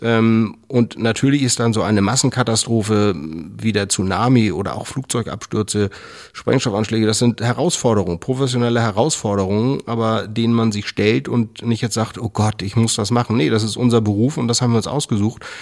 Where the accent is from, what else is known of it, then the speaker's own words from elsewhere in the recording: Schleswig-Holstein, Germany; Ich bin in Schleswig-Holstein groß geworden, in der Nähe vom Schloss Gottorf